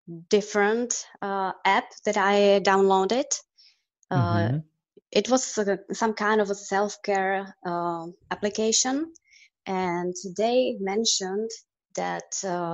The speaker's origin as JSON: {"language": "English", "country": "Czechia", "tie": "born or raised there", "moved": "as an adult", "lives_now": "California, United States", "said": "I came from Czech Republic"}